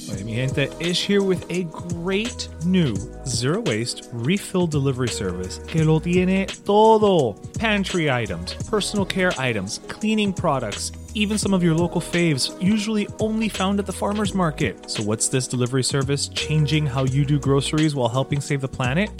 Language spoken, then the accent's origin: English; Miami, Florida, United States; I'm from here